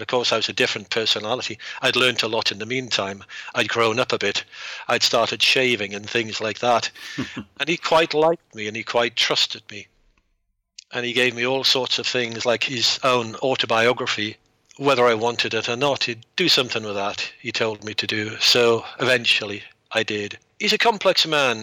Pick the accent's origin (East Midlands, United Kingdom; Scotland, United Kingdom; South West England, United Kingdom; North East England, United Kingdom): North East England, United Kingdom; accent: Geordie; moved away as an adult; among a tribe who spoke a dialect of English known as Geordie. So I had a very, very thick accent.